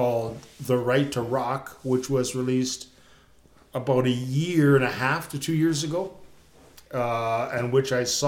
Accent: Canada; being Canadian

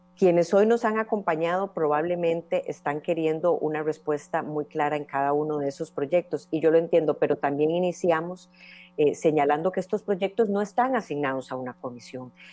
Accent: Costa Rica; como costarricenses

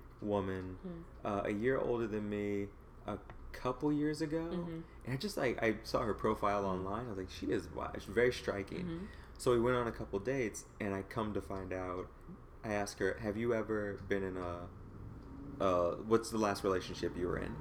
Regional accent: Midwest, United States; Growing up in the Midwest

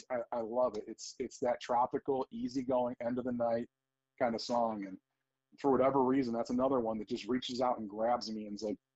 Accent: Cleveland, Ohio, United States; I'm a Cleveland guy. I grew up in Ohio. I've lived here my whole life.

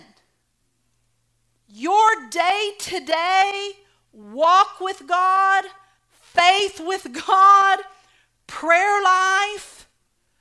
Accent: Oklahoma, United States; I was raised in Oklahoma

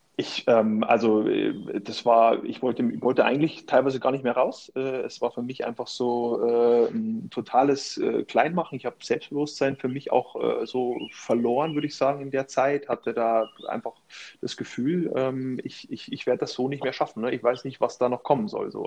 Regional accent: Vilshofen an der Donau, Bavaria, Germany; moved away; in meiner Heimatstadt da in Vilshofen trainiert habe

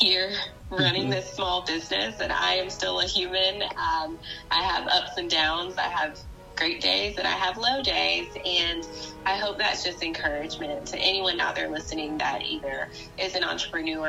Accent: Spartanburg, South Carolina, United States; now in Charleston, United States; I grew up in Spartanburg, South Carolina

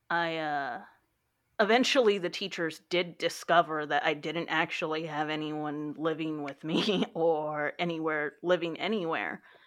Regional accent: Texas, United States; I am from Texas and I work the circulation desk at the local library

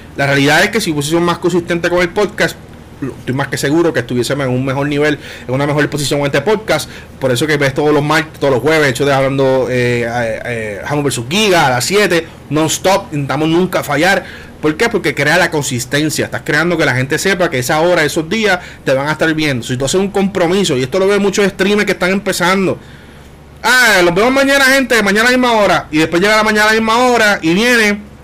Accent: Puerto Rico; los puertorriqueños aunque no votamos en Puerto Rico

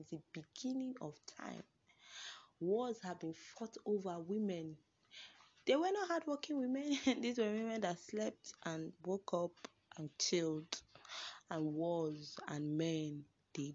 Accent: Nigeria; I'm a Nigerian woman

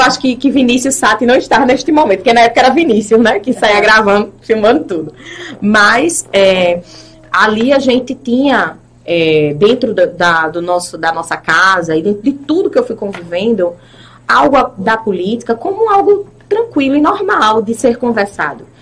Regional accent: Itambé, Pernambuco, Brazil; born or raised there; also born or lived in Recife

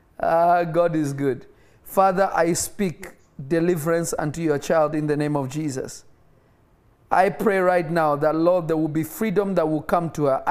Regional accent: Nairobi, Kenya; moved away; Kenya is literally my first home because I was not born in my native country and I grew up in Kenya.

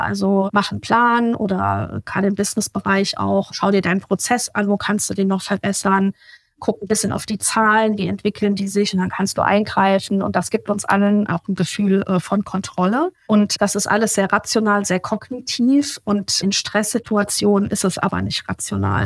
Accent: Obertshausen, Hesse, Germany; Ich lebe in der Nähe von Frankfurt, so 20 Kilometer südlich, schon fast an der bayerischen Grenze. Oberzhausen heißt der Ort.

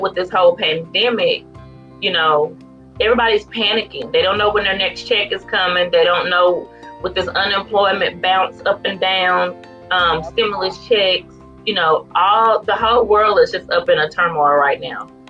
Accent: Farmersville, Texas, United States; also born or lived in McKinney, Texas; am from Northeast Texas, um, in a town called Farmersville, and it's very little

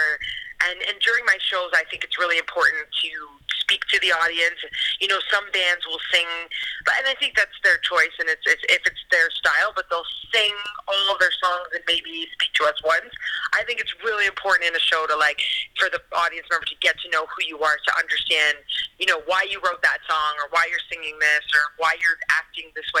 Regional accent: Cambridge, Ontario, Canada; now in Toronto, Canada; I was actually born in Cambridge, Ontario. I grew up in Cambridge, and then I moved to Toronto

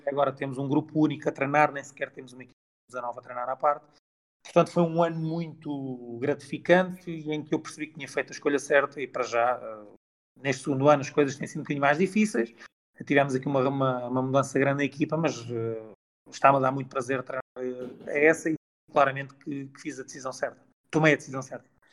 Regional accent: Barreiro, Lisbon, Portugal; nasci em Lisboa, mas sou do Barreiro, nascido, não sou nascido e criado, mas sou criado no Barreiro

